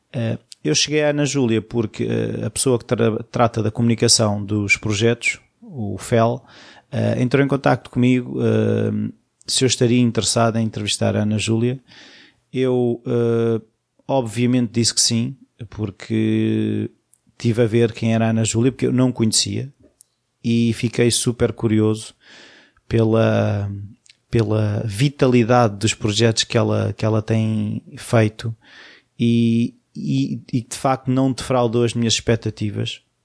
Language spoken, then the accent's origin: Portuguese; Portugal; eu sou português e estou em Portugal